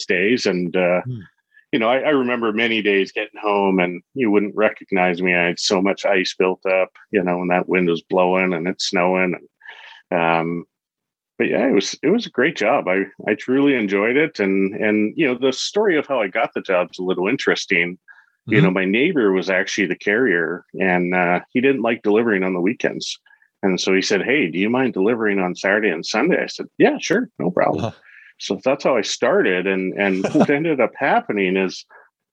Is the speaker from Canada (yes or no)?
yes; Calgary, Alberta, Canada; I'm Canadian, so I grew up in Calgary, Alberta, Canada.